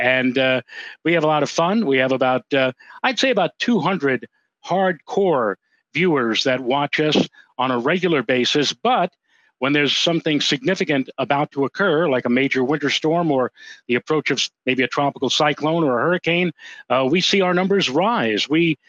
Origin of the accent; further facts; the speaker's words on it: New York City, New York, United States; also born or lived in Throgs Neck, Bronx; Joe and I, we grew up on the Upper East Side in Harlem, in Manhattan, back in the day. We went to the same Catholic school, although we didn't know each other back then.